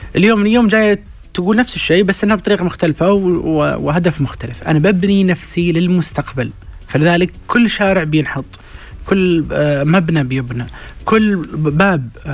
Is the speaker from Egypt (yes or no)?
no; Saudi Arabia; احنا كسعوديين